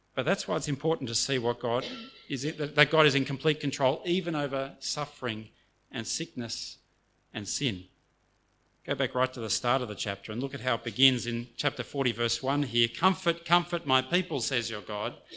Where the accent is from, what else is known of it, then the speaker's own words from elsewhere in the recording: Australia; first language English; I grew up in Australia, and so I'm monolingual